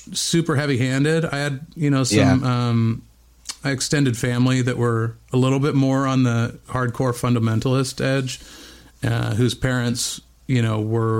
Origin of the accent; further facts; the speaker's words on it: Bend, Oregon, United States; moved away; also born or lived in Whittier, California; I was born in Southern California, in Whittier, California, but only lived there for about a year before we moved to Bend, Oregon.